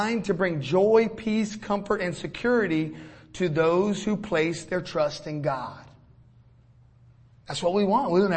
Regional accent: Florida, United States; now in Georgia, United States; We're from Florida, hurricanes all the time

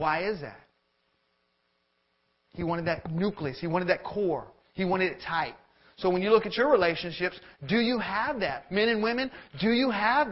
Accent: Florida, United States; moved away as an adult; now in Georgia, United States; we're from Florida

